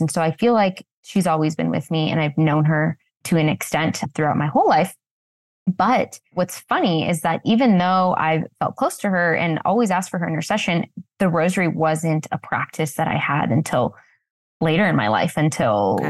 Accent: Washington, United States; I felt very alone in my faith growing up in Washington state

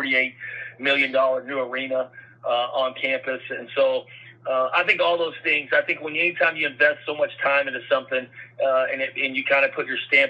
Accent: West Texas, United States; I grew up here in West Texas.

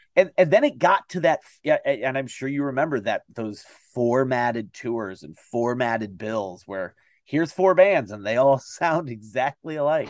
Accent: Toledo, Ohio, United States; I'm from the Toledo, Ohio area

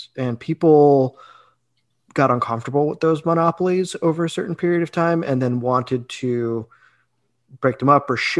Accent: Illinois, United States; I grew up in Illinois in a town that was particularly obsessed with Thomas Edison. My elementary school was named after him.

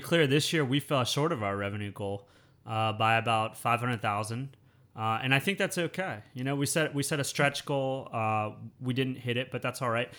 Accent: United States; moved away as an adult; now in Thailand; growing up in the United States

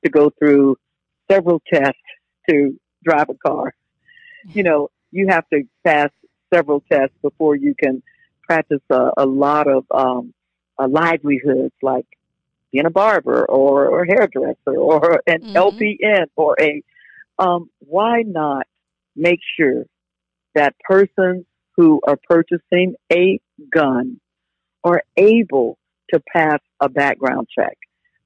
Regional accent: Jacksonville, Florida, United States; I was born and raised in Jacksonville

